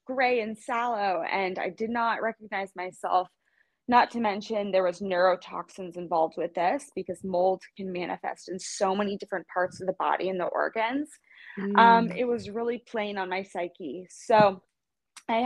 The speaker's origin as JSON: {"language": "English", "town": "Kansas City", "country": "United States", "tie": "born or raised there", "also_born_or_lived": "Los Angeles", "moved": "yes", "lives_now": "West Coast, United States", "said": "I'm from Kansas City, born and raised."}